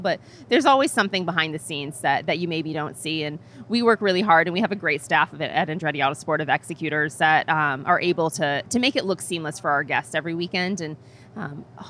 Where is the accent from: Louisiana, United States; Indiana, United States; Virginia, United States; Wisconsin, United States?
Indiana, United States; I grew up in Indiana